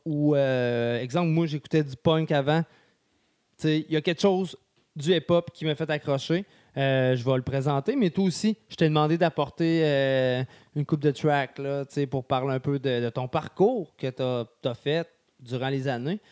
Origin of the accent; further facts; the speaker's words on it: Sainte-Marie, Quebec, Canada; moved away; also born or lived in Lévis; je viens de Sainte-Marie